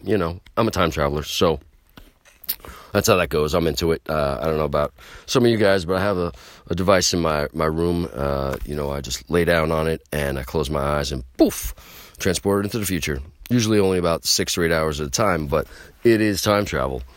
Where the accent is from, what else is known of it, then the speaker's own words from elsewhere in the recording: New York, United States; I'm from New York